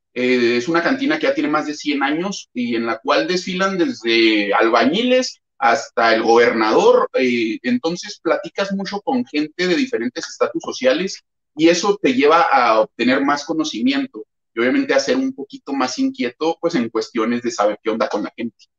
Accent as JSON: {"language": "Spanish", "region": "Chihuahua", "country": "Mexico", "said": "soy de Chihuahua"}